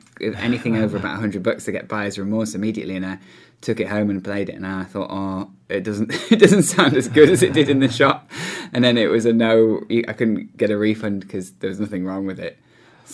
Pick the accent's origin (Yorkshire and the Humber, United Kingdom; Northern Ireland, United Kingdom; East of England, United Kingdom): Yorkshire and the Humber, United Kingdom; I grew up in Yorkshire in the countryside